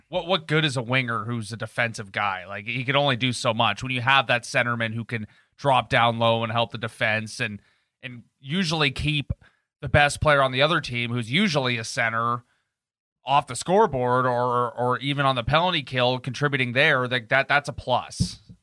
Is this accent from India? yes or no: no; Canada; as Canadian as we are